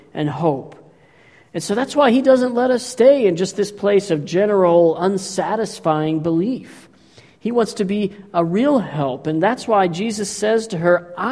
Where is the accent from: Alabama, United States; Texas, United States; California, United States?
Texas, United States; I grew up in Texas.